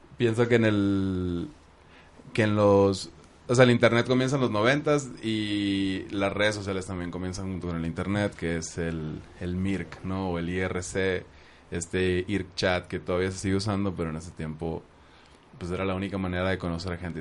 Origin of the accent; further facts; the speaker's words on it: Hermosillo, Sonora, Mexico; donde crecí en Hermosillo